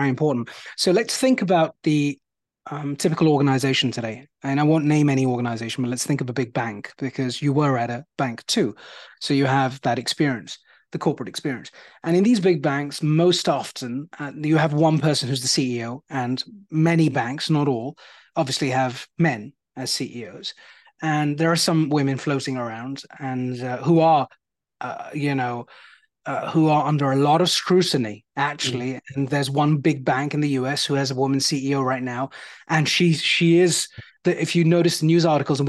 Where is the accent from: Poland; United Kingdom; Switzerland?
United Kingdom; accent: British; also born or lived in India; I've been in the UK most of my life